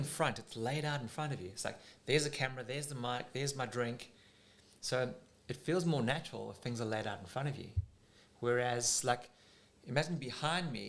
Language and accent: English; South Africa; now in Australia; when I was a kid growing up in South Africa